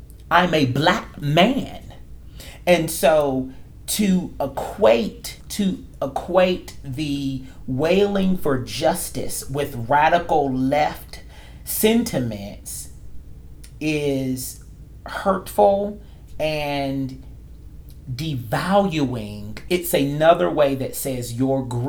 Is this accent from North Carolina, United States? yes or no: yes; North Carolina, United States; moved away; in Raleigh, North Carolina, the capital of my home state